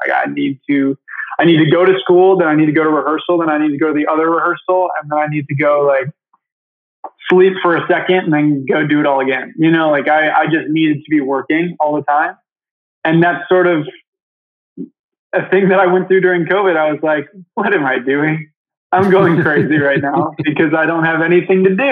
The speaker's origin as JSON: {"language": "English", "region": "Michigan", "country": "United States", "tie": "born or raised there", "said": "I grew up in Michigan. I'm actually here right now"}